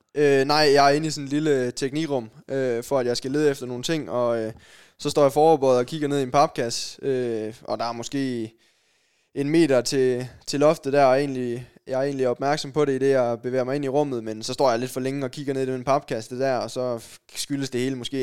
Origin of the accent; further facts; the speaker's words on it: Sønderborg, Southern Denmark, Denmark; Jeg kommer ned fra Sønderborg